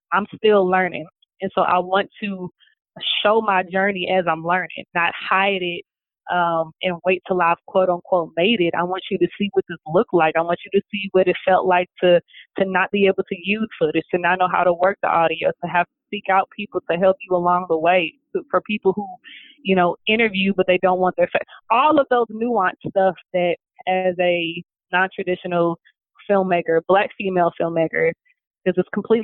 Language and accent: English; St. Louis, Missouri, United States; They were all in my hometown